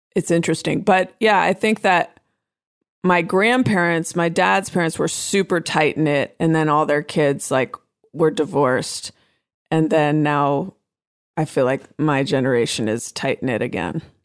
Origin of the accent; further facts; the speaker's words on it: Oakland, California, United States; I'm from Oakland, I'm from the Bay Area